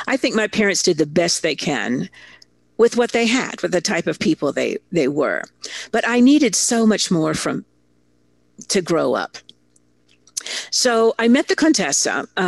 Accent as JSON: {"language": "English", "country": "Italy", "tie": "born or raised there", "said": "I grew up in Italy. My father was a big muckety-muck corporate executive, and he got a fabulous opportunity. So he moved me, my 2 sisters, my mother, to Italy before I was 6. So really, that's where I'm from."}